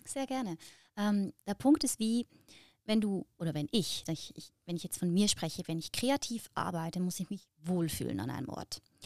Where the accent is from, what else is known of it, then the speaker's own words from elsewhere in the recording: Lucerne, Switzerland; im Kanton Luzern, wo ich herkomme, gibt es viel Hochwasser